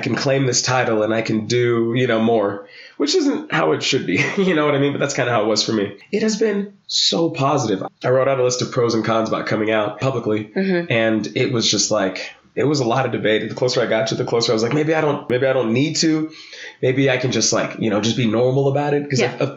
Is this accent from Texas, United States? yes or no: yes; Texas, United States; I grew up in Texas